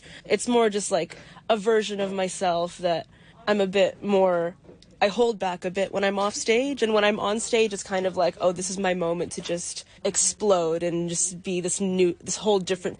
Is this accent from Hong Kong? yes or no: yes; Hong Kong; I was born and raised in Hong Kong.